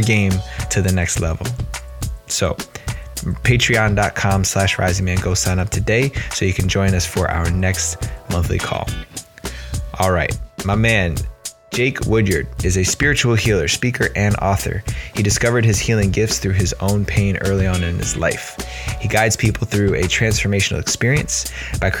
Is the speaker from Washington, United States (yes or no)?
no; New Jersey, United States; accent: New Jersey; moved away; my New Jersey accent's going to be in full effect